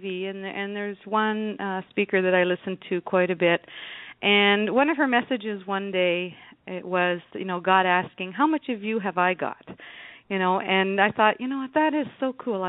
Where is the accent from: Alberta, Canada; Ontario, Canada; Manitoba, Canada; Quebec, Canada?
Ontario, Canada; Temagami; moved away as an adult; also born or lived in North Bay, Canada; now in St. Catharines, Canada; I come from Temagami, where you can't ask for a more beautiful place if you just want to, you know, relax and enjoy the surroundings of what nature brings. And I lived there for, I guess, about 12 years before I went away to college in North Bay